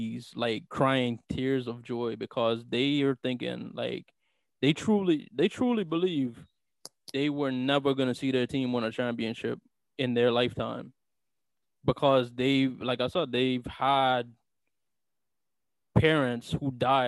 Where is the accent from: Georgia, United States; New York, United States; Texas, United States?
New York, United States; New York City; as a Bronxite